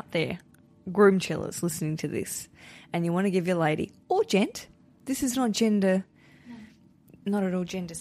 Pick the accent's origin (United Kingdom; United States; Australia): Australia; accent: Australian; my Australian accent